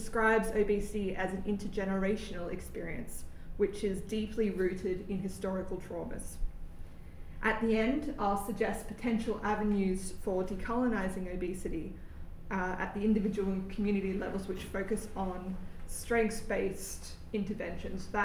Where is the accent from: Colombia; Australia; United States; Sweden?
Australia; moved away as an adult; now in Oxford, United Kingdom; I'm an Indigenous Australian